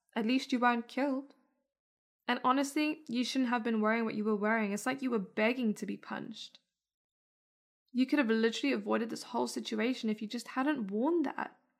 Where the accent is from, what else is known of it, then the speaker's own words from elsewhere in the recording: South Africa; moved away; I was born and raised in South Africa